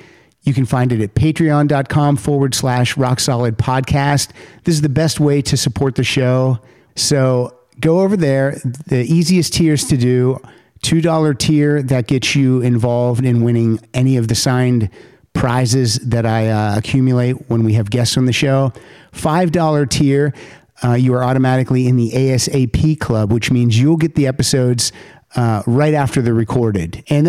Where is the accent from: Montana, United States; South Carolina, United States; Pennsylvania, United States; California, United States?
Pennsylvania, United States; No, never left the state.